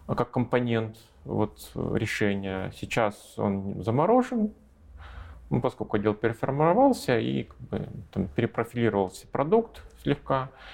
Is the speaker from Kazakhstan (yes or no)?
no; Russia; moved away as an adult; now in Minsk, Belarus; Я, я россиянин, у меня до сих пор российское гражданство